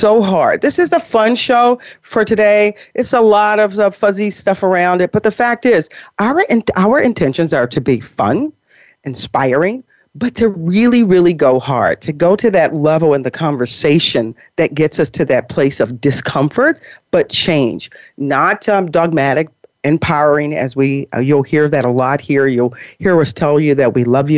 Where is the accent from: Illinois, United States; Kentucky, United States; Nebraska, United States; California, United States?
Illinois, United States; Chicago; moved away; also born or lived in New York; I'm from Chicago, the Chicago area originally